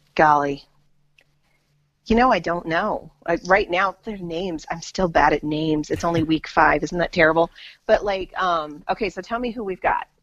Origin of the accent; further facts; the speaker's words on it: United States; as an American